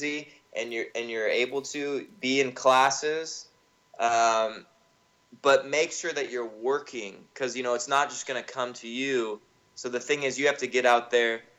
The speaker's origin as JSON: {"language": "English", "region": "Northern California", "country": "United States", "also_born_or_lived": "Brazil", "moved": "yes", "lives_now": "Los Angeles, United States", "said": "I'm originally from Northern California."}